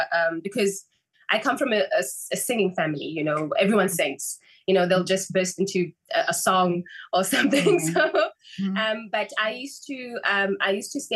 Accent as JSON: {"language": "English", "town": "Port Elizabeth", "region": "Eastern Cape", "country": "South Africa", "tie": "born or raised there", "said": "I grew up in Port Elizabeth, and then went to study in Cape Town"}